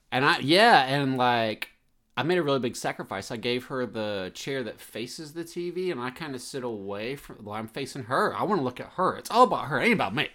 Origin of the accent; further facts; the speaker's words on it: the South, United States; a kid growing up in the South